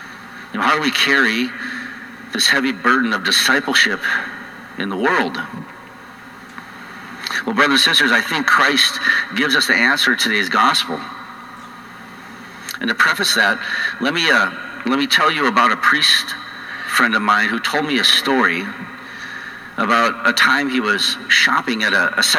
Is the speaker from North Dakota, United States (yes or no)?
yes; North Dakota, United States; accent: North Dakota; now in Colorado, United States; For 22 years I've been losing my North Dakota accent out in Colorado, but it's going to come back in full force, I know.